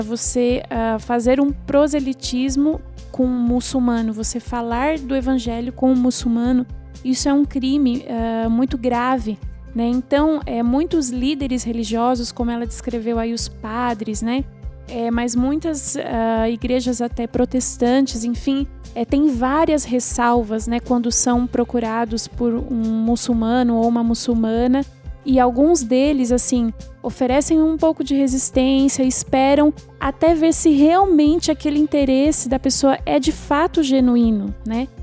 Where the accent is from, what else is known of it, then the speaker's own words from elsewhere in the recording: Campinas, São Paulo, Brazil; sou de Campinas